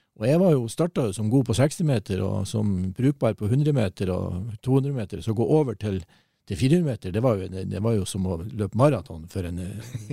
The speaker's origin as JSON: {"language": "Norwegian", "town": "Mo i Rana", "region": "Nordland", "country": "Norway", "tie": "born or raised there", "also_born_or_lived": "Mosjøen / Nesna", "said": "mesteparten av oppvekstårene var jo på Mo"}